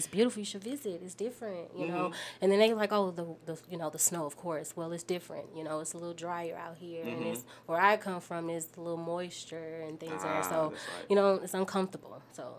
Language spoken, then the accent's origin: English; St. Louis, Missouri, United States; moved away as an adult; now in Utah, United States; So I'm originally from St. Louis, Missouri.